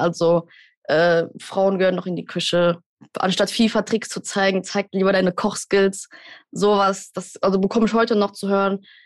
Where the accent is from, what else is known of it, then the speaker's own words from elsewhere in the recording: Germany; wir als Deutsche